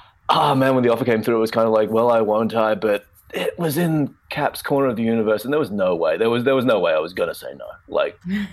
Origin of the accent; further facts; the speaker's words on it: Melbourne, Victoria, Australia; back in my hometown of Melbourne